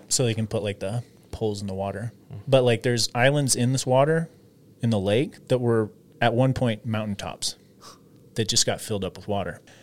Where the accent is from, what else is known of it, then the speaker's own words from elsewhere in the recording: Washington, United States; I'm from Washington